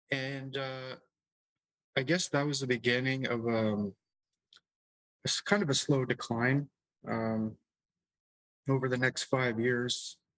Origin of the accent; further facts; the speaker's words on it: Michigan, United States; born there; I was born in Michigan to Canadian parents, and my dad is a minister, Protestant minister. So we were basically roaming around the United States.